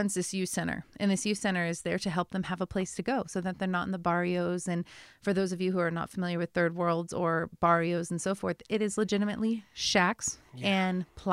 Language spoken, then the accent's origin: English; United States; As an American